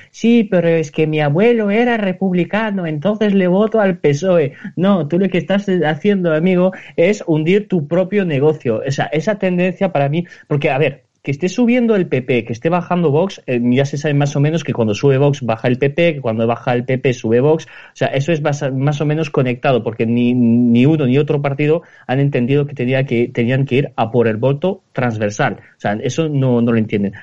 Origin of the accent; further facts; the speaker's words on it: Spain; somos españoles